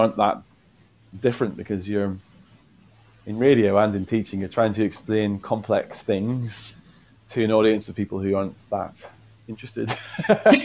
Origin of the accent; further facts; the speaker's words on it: Northern Ireland, United Kingdom; moved away; also born or lived in Essex; I'm from Northern Ireland originally